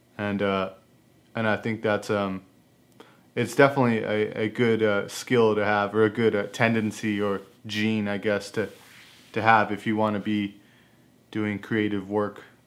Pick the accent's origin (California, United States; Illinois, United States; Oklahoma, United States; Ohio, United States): California, United States; Fresno; I grew up skateboarding in Fresno